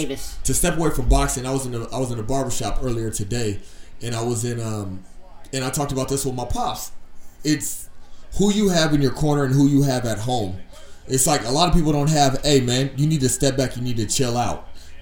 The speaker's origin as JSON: {"language": "English", "region": "Virginia", "country": "United States", "said": "I'm from Virginia."}